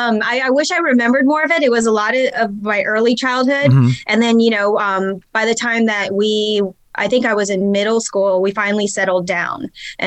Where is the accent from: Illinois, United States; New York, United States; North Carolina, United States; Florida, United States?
North Carolina, United States; also born or lived in California; I'm from North Carolina. I grew up for the most part in North Carolina. Before that, my father was Air Force, so we actually traveled around a lot. I was born in California.